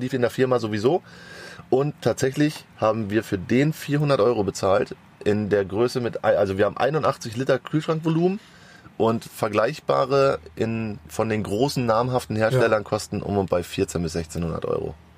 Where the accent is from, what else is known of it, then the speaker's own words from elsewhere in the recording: Sauerland, North Rhine-Westphalia, Germany; now in Hamburg, Germany; ich komme aus dem Wintergebiet, bin ich groß geworden. Ich komme aus dem Sauerland eigentlich